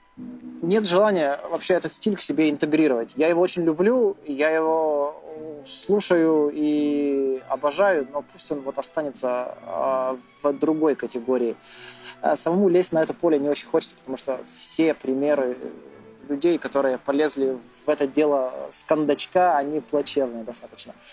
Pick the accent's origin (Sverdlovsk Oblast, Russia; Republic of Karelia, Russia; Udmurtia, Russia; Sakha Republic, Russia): Sverdlovsk Oblast, Russia; Verkhnyaya Pyshma; я из Верхней Пушны